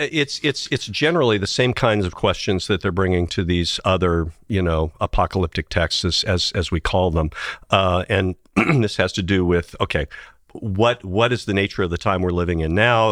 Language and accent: English; Indiana, United States; also born or lived in Tennessee / Cincinnati, Ohio; now in Illinois, United States; I've got two teams from growing up in Indiana